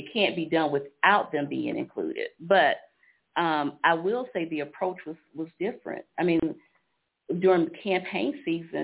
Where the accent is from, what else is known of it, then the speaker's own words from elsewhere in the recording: Columbia, South Carolina, United States; I grew up in Greenview and I was on Sansa Circle